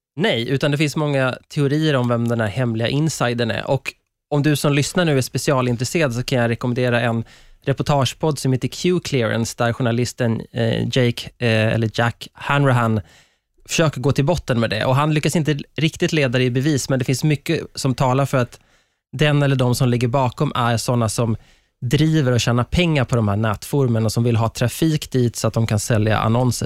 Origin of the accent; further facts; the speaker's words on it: Sweden; som svenskar